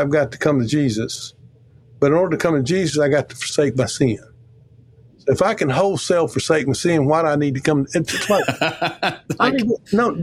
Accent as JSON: {"language": "English", "region": "Mississippi", "country": "United States", "said": "I'm from Mississippi"}